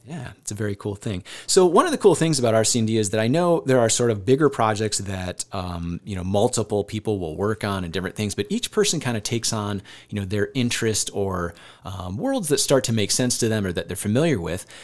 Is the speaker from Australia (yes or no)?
no; Northeast Iowa, United States; I grew up in Northeast Iowa and I thought I knew Northeast Iowa